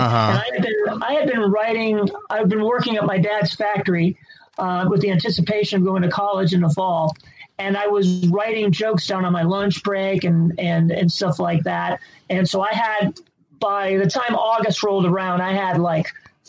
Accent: Cleveland, Ohio, United States; From Cleveland.

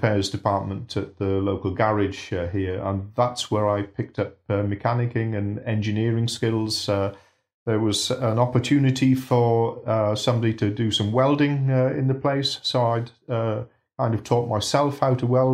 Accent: Bridgend, Wales, United Kingdom; now in Yorkshire, United Kingdom; I was born in Bridgend in South Wales.

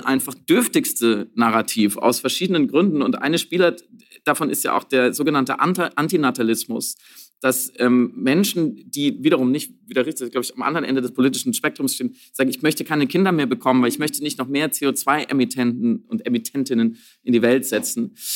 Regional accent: Germany; bei uns in Deutschland

